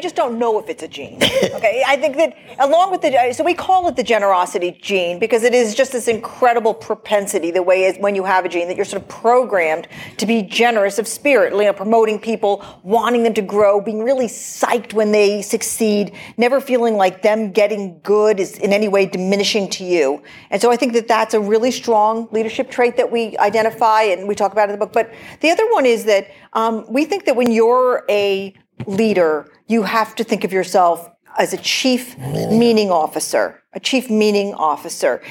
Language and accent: English; Portland, Oregon, United States; I'm from Portland, Oregon